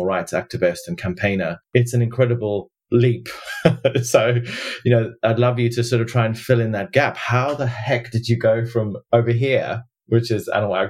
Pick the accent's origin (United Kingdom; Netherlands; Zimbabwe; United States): Zimbabwe; I grew up in Zimbabwe